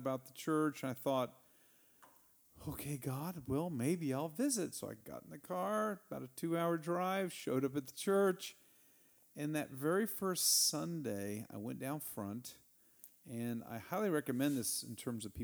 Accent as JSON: {"language": "English", "town": "Snyder", "region": "Texas", "country": "United States", "tie": "born or raised there", "also_born_or_lived": "Montgomery, Alabama", "moved": "as an adult", "lives_now": "Atlanta, United States", "said": "I'm not just from Texas. I'm a native Texan. And I was born in Snyder"}